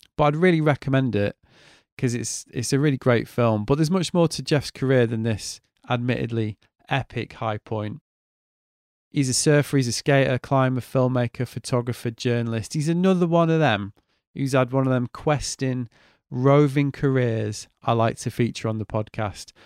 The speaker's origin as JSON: {"language": "English", "town": "Manchester", "region": "North West England", "country": "United Kingdom", "moved": "as an adult", "lives_now": "Brighton, United Kingdom", "said": "I'm from Manchester originally"}